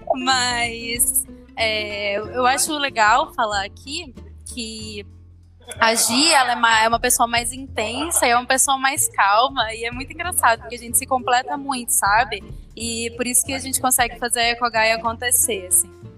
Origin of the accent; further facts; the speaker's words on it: Campo Grande, Mato Grosso do Sul, Brazil; moved away as an adult; now in Curitiba, Brazil; Eu vim lá do interior, do Mato Grosso do Sul, Campo Grande